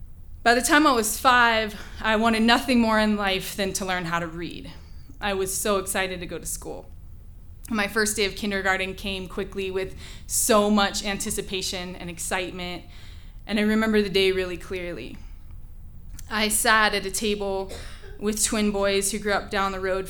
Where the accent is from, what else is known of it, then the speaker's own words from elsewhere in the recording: central Washington state, United States; I grew up in the middle of 80 acres of cherry trees in the vast agricultural landscape of central Washington state